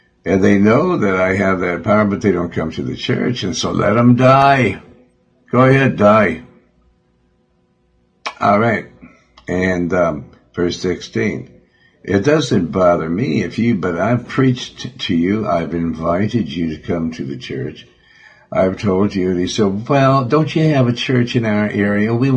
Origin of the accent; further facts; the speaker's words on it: Montana, United States; Because I'm from Montana.